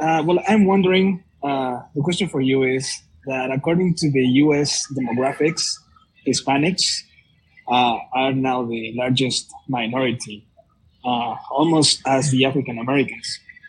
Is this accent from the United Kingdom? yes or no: no; Veracruz, Mexico; I am from Veracruz, Mexico, Catholic by faith and by culture, like my family.